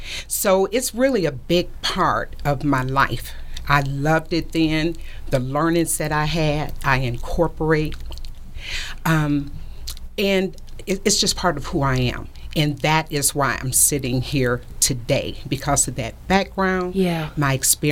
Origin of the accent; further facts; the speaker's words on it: Detroit, Michigan, United States; also born or lived in South Georgia; And so I was born in Detroit, but my parents, they separated when I was about 12 or 13 years old.